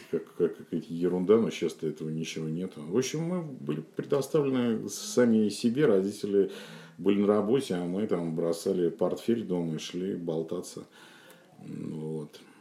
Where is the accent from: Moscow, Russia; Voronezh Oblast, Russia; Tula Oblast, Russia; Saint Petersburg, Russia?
Saint Petersburg, Russia; я родился и вырос как раз э, в самом центре. Я жил на канале Грибоедова